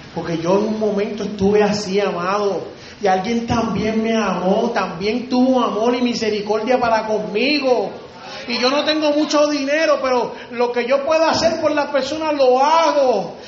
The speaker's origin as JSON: {"language": "Spanish", "town": "Río Grande", "country": "Puerto Rico", "said": "Allá en Río Grande, de donde yo vengo, de Puerto Rico"}